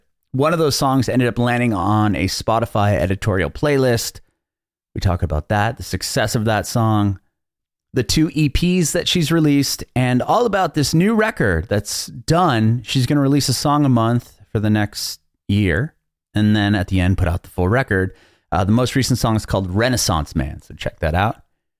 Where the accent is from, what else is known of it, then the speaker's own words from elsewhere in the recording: California, United States; We're in California. I'm from California originally.